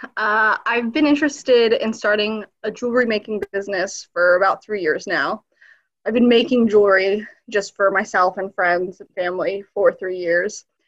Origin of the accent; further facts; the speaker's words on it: northern Kentucky, United States; also born or lived in Berlin, Germany / Sarajevo, Bosnia and Herzegovina; we moved into the US in the late 90s, like a lot of us. Um, and we settled here in northern Kentucky